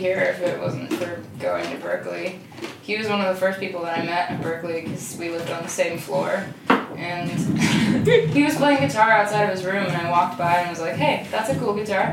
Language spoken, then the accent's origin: English; Switzerland; moved away; I was born in Switzerland